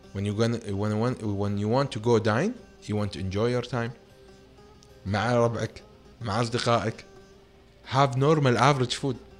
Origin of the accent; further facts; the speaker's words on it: Kuwait; انا ككويتي كمطور